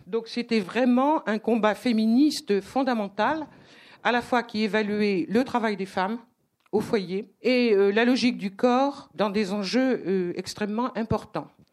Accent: Brittany, France; moved away; also born or lived in Africa; je suis bretonne d'origine et j'avais vécu une partie de ma vie en Afrique

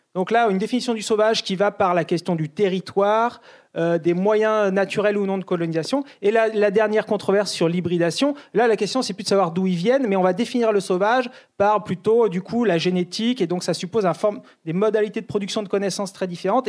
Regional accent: France; chez nous en France

